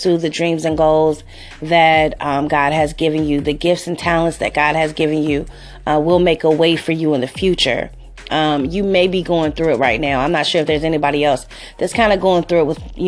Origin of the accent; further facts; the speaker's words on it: Cincinnati, Ohio, United States; moved away as an adult; also born or lived in Los Angeles, California; I'm from Cincinnati, Ohio, born and raised here